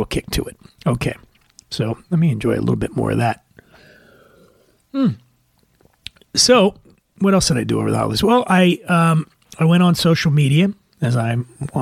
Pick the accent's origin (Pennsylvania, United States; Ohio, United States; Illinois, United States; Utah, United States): Pennsylvania, United States; Philadelphia; in my hometown of Philadelphia